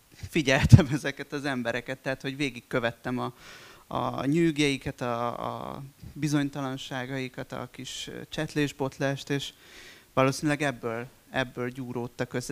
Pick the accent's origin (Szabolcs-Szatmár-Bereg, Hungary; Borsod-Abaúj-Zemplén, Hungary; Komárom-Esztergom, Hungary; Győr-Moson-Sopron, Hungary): Komárom-Esztergom, Hungary; a town near Esztergom; moved away; also born or lived in Budapest; jellegében falu a mai napig, ugye Esztergom mellett. És hát én ebben nőttem föl